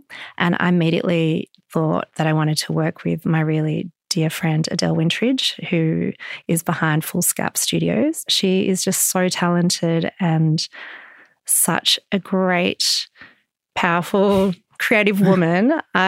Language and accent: English; Melbourne, Victoria, Australia; I grew up in Melbourne and I have lots of memories of walking through the Royal Arcade as a child.